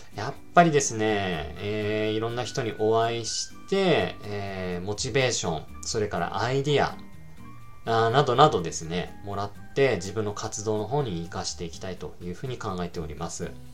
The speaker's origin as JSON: {"language": "Japanese", "town": "Sapporo", "region": "Hokkaido", "country": "Japan", "tie": "born or raised there", "said": "僕の地元札幌の方で"}